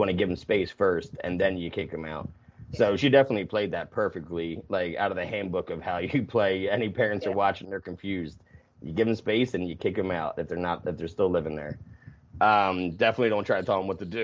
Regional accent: New Jersey, United States; also born or lived in Pennsylvania; I grew up in Jersey

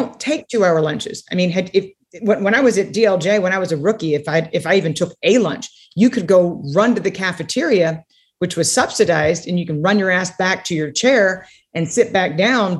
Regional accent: San Antonio, Texas, United States; also born or lived in Connecticut; the whole family ended up coming back to Texas. And so I, I spent my summers growing up in Connecticut

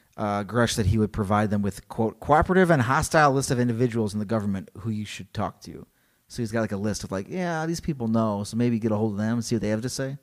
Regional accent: Illinois, United States; I'm from Illinois, so I wanna say Elgin

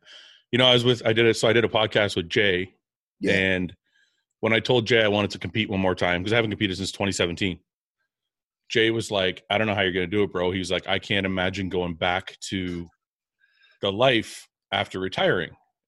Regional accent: Canada; I'm from Canada.

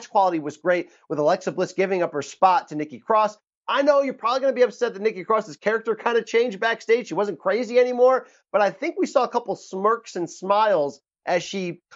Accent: Connecticut, United States; I'm from Connecticut. I am Connecticut. I live in Connecticut.

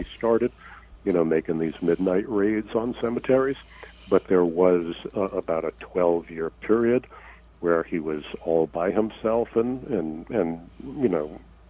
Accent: New York City, New York, United States; I grew up in New York City in the Bronx.

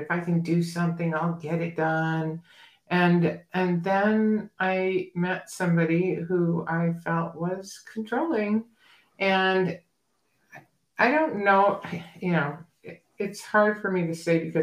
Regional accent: New Hampshire, United States; moved away as an adult; also born or lived in Massachusetts / Boston / San Diego, California; now in Arizona, United States; I grew up in New Hampshire and, kind of small town by the coastline.

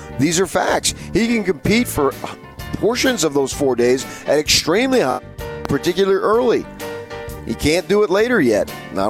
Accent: United States; I'm an American dude.

